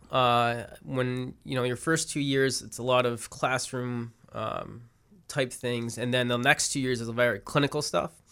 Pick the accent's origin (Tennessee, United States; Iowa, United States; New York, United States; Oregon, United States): New York, United States; Syracuse; moved away as an adult; also born or lived in Baltimore, Maryland; Uh, yeah, I grew up in Syracuse